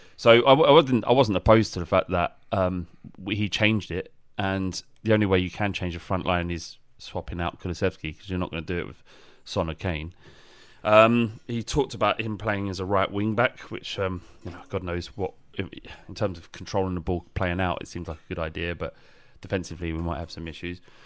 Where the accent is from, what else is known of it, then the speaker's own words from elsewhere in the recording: London, United Kingdom; it is clear that I'm from London or, so it's South East Lon, uh, England